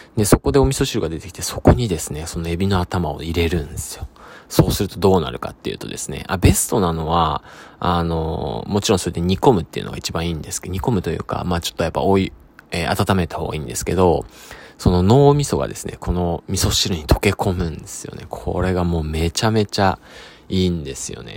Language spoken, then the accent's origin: Japanese; Sado, Niigata, Japan; moved away; 僕佐渡島出身